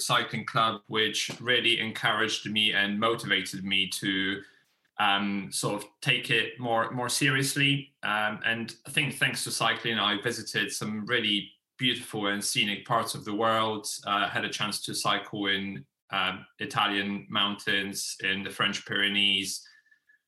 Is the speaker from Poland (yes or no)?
yes; Poland; moved away as an adult; now in England; I initially came over to England in 2006 from my home country in Poland.